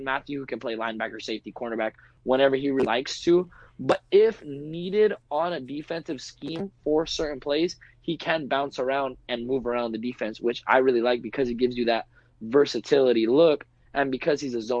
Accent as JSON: {"language": "English", "region": "California", "country": "United States", "said": "I'm from California"}